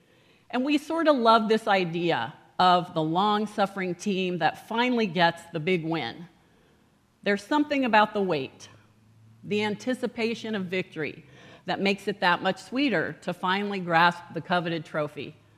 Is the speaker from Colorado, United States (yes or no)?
yes; Colorado, United States; I grew up in Colorado.